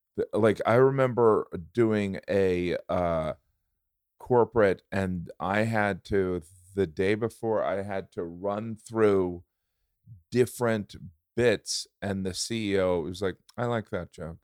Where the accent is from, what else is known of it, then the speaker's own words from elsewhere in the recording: Indiana, United States; I grew up in Indiana